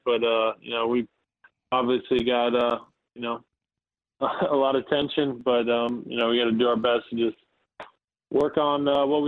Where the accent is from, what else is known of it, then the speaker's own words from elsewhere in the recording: Cincinnati, Ohio, United States; I've been in Ohio all my life, growing up in Cincinnati